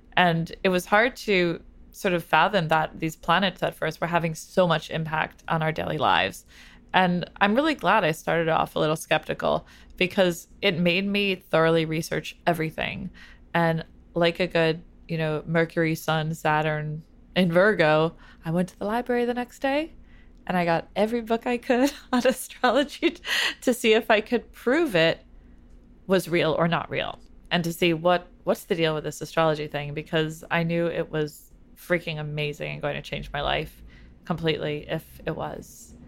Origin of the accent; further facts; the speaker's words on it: New York City, New York, United States; I grew up in New York City too